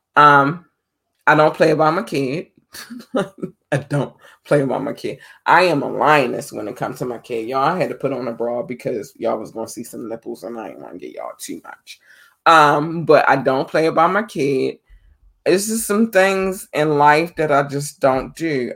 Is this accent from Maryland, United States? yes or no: yes; Baltimore, Maryland, United States; Baltimore is my hometown